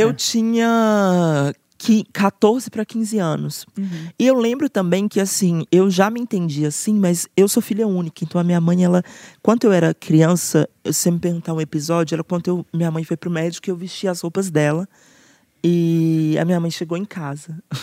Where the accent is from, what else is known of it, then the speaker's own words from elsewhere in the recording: Belo Horizonte, Minas Gerais, Brazil; eu sou nascida e criada em Belo Horizonte